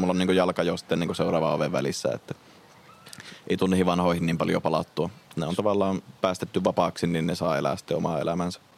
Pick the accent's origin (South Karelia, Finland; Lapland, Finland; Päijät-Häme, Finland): Lapland, Finland; Rovaniemi; me ollaan Rovaniemeltä käymässä täällä